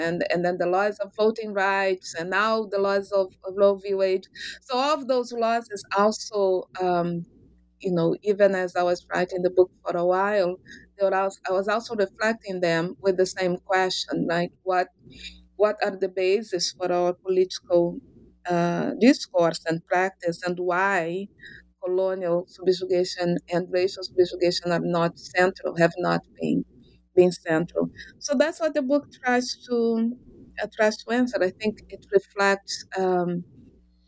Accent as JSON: {"language": "English", "region": "Rio de Janeiro", "country": "Brazil", "tie": "born or raised there", "moved": "as an adult", "said": "I am originally from Brazil, from Rio de Janeiro."}